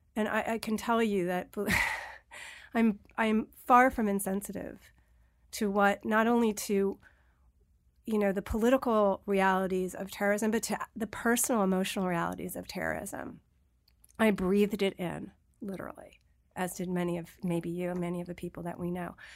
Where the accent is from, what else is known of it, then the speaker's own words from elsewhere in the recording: New York, United States; I'm a New Yorker. I lived through nine eleven.